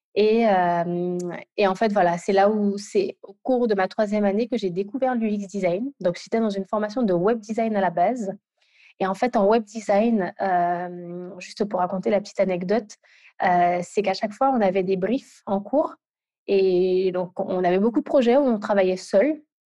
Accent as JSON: {"language": "French", "country": "Guadeloupe", "moved": "yes", "lives_now": "Île-de-France, France", "said": "je suis guadeloupéenne et, localisée pardon, en Ile-de-France."}